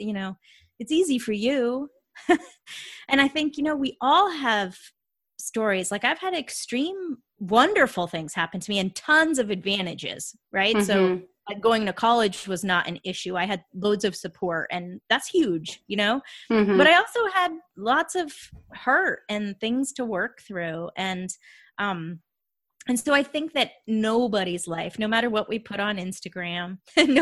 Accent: Vermont, United States; moved away as an adult; now in Atlanta, United States; I live in Atlanta, Georgia, but I grew up in Vermont. Like right on the Canadian border

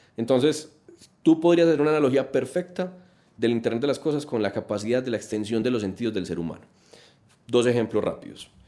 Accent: Colombia; como colombianos

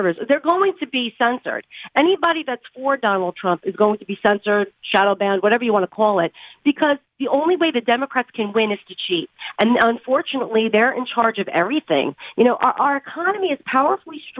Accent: New York, United States; I'm from New York

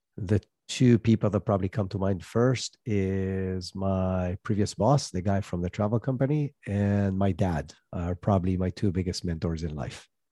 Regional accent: Israel; moved away as an adult; also born or lived in United States; I'm originally from Israel, moved to the U S with that tech startup, lived there

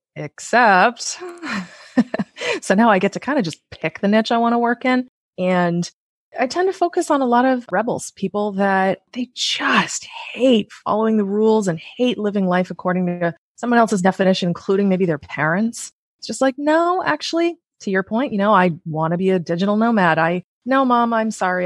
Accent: United States; as an American

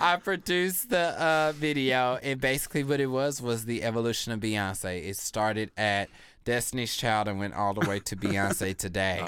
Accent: Kansas, United States; I grew up in Kansas

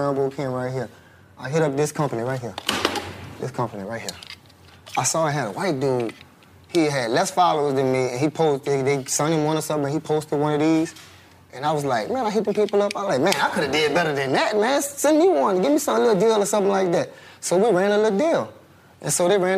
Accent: Louisiana, United States; I'm from Louisiana

